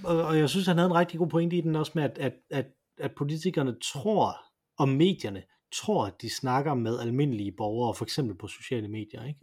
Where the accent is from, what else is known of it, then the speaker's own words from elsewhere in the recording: Denmark; som dansker